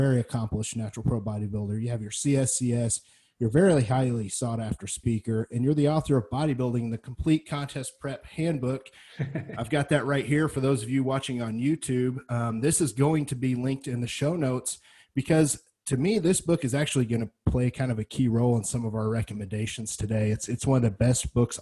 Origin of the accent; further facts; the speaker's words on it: Missouri, United States; my hometown at the Missouri State